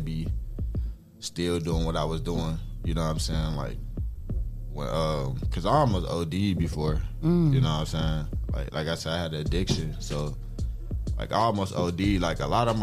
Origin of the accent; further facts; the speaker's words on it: Detroit, Michigan, United States; now in Toledo, United States; I was born in Detroit